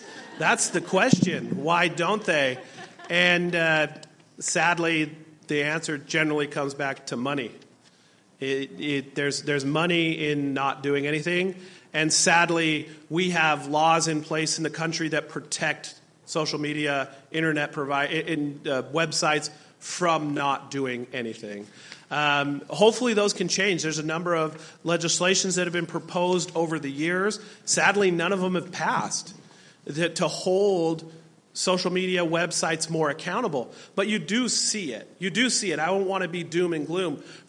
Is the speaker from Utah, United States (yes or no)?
yes; Utah, United States; I'm from Utah, and we don't have that same immigration that is here in Alaska